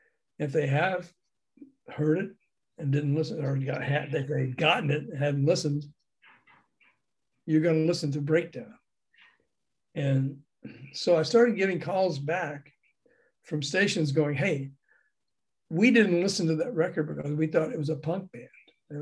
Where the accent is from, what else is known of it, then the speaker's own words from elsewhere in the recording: the South, United States; because I'm from the South, and you know, we were brought up with the Southern, and the Confederate flag was okay.